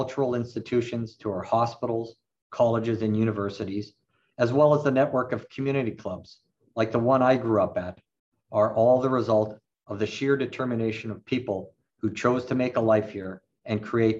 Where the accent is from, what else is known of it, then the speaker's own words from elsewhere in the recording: Winnipeg, Manitoba, Canada; I grew up in St. James, surrounded by dozens of kids my own age.